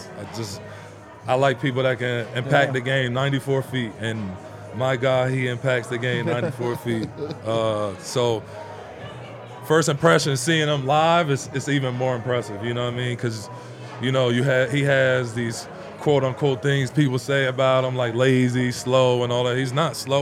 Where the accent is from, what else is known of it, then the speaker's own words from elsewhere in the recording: New Jersey, United States; moved away as an adult; also born or lived in Miami; now in Denver, United States; I'm from New Jersey